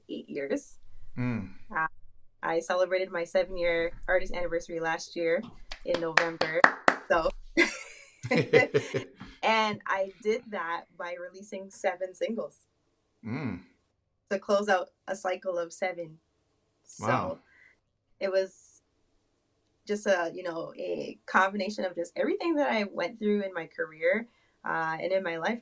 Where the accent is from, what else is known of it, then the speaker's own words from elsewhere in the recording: Toronto, Ontario, Canada; I am from Toronto, Canada.